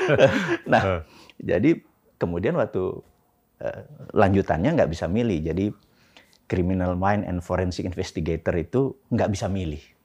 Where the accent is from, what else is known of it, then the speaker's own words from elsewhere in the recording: Indonesia; first language Javanese; Indonesian is a second language; gua dilahirkan di di Indonesia di sebuah keluarga kecil